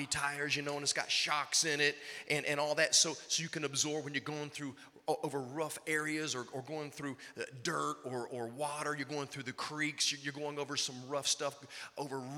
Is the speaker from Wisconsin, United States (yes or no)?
no; Virginia, United States; I grew up in Virginia